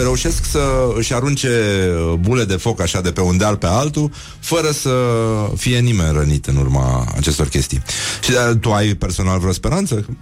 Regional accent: Brăila, Brăila County, Romania; Eu sunt din Brăila

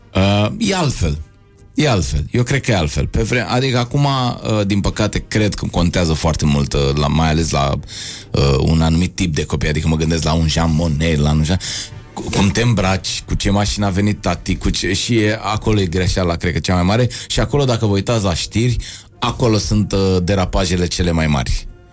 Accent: Bucharest, Romania; eu am trăit aici, în, uh, eu sunt bucureștean

